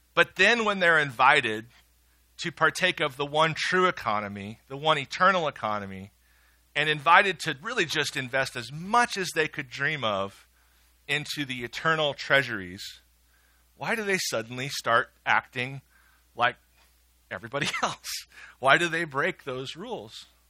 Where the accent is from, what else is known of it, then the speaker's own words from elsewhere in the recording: Midwest, United States; I'm a Midwesterner and I was raised well